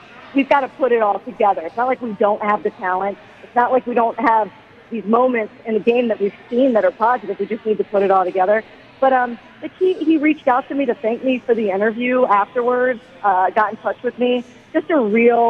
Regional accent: Maryland, United States; I grew up in Maryland

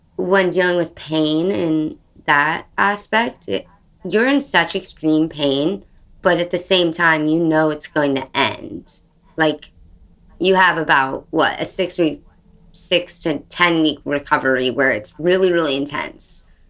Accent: right outside of San Francisco, California, United States; I grew up right outside of San Francisco

